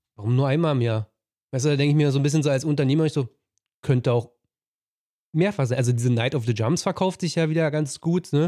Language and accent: German; eastern Germany, Germany; bei uns im Osten